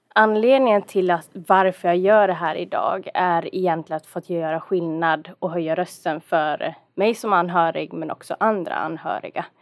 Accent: Dalarna County, Sweden; accent: dalmål; moved away; also born or lived in Stockholm; jag är en dalkulla från början

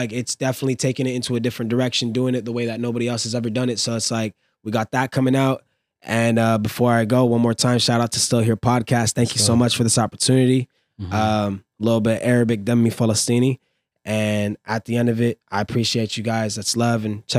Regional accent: California, United States; And after moving everywhere, and I usually tell people I'm from California and ending up in the valley where I was born.

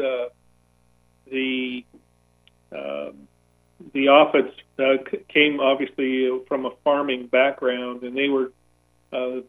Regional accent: Escondido, California, United States; based in Escondido, my hometown

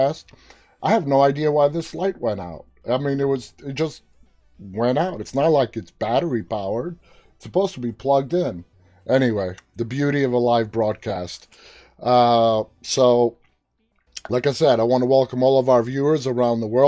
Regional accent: New York City, New York, United States; I was born and raised in New York City.

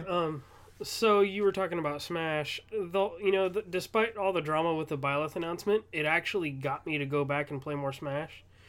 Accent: Southern California, United States; I'm from Southern California

